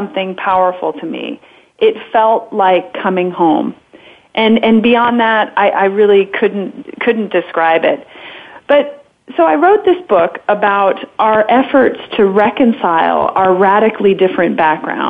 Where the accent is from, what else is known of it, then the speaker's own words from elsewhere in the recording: Southern California, United States; moved away; I was raised in Southern California